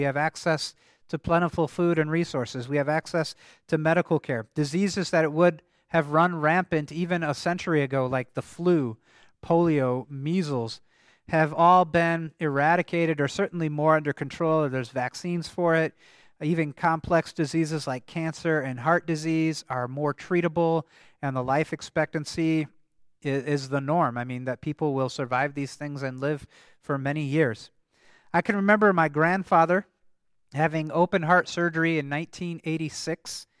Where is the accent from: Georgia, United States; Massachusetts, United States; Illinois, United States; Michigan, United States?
Michigan, United States; And actually, in the congregation I grew up in Michigan, they still used this hymnal. They had a German service until I was in high school.